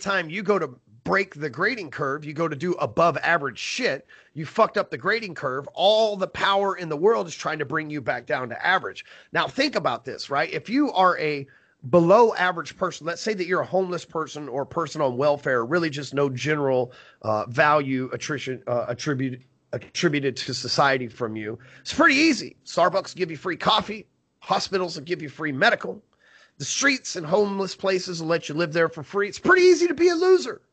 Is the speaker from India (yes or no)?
no; Texas, United States; I'm from Texas here